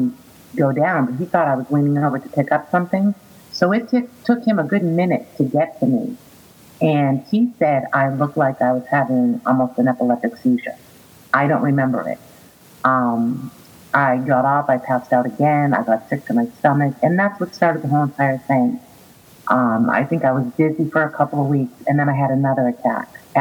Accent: Boston, Massachusetts, United States; moved away as an adult; now in Florida, United States; I am originally from Boston, and I currently live in Florida. I have been here for 19 years.

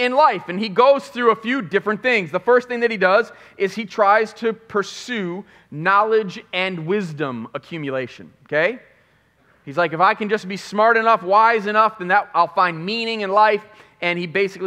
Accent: Chicago, Illinois, United States; moved away; also born or lived in Flint, Michigan; because I was from Chicago

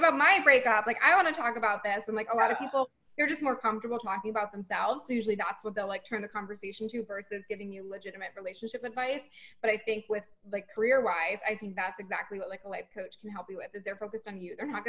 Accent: Boston, Massachusetts, United States; And I'm from Boston, so you can find me there.

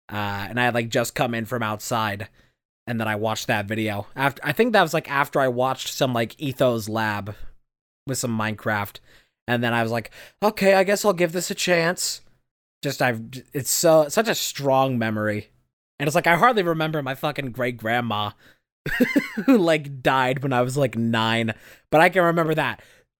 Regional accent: Indiana, United States; I was sitting on the one of the couches in my living room in my house I grew up in Indiana.

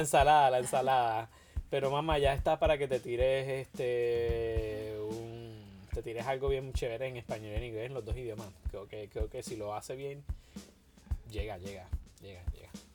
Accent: Puerto Rico; todos los puertorriqueños

